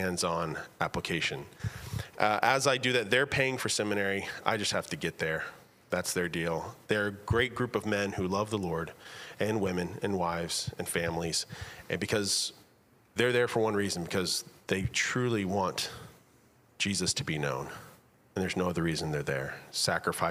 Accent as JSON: {"language": "English", "region": "Texas", "country": "United States", "moved": "yes", "lives_now": "Virginia, United States", "said": "I am from Texas. We currently live in Virginia"}